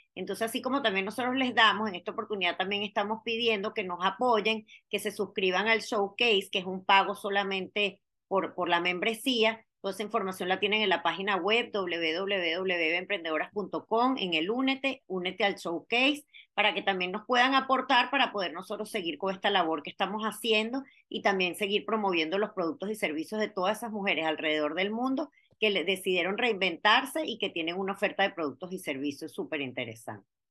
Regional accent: Venezuela; moved away; somos mujeres, que somos venezolanas, que emigramos

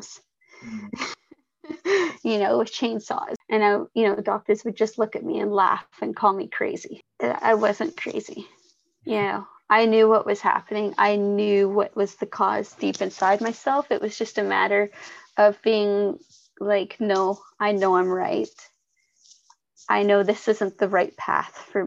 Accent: Vancouver Island, British Columbia, Canada; I'm from Vancouver Island, British Columbia, Canada.

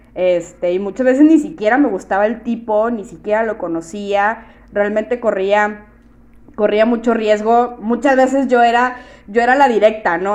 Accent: Monterrey, Nuevo León, Mexico; yo vivo en Monterrey, yo soy de Monterrey

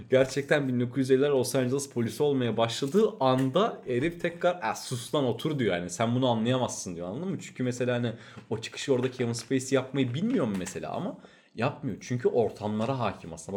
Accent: Turkey; Biz Türküz

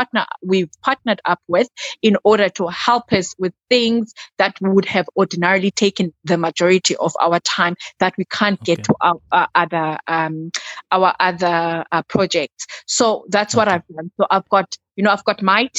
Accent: South Africa

